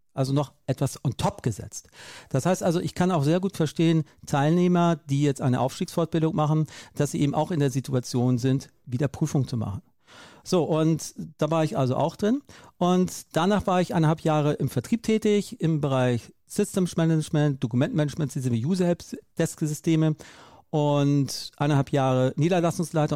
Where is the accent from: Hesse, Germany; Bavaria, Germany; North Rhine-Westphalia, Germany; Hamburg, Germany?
Hamburg, Germany; ich bin groß geworden in Hamburg